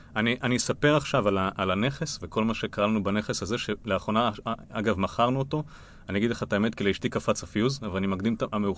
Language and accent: Hebrew; Israel; אנחנו כישראלים